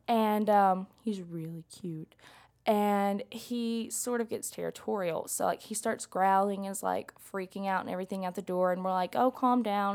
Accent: McMinn County, Tennessee, United States; I'm from McMinn, um, County, where we have, like, crazy storms.

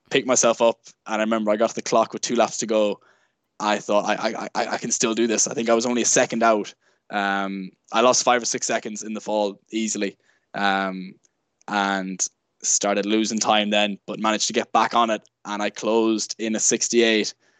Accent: Sligo, Connacht, Ireland; also born or lived in Galway; I'm originally from Sligo

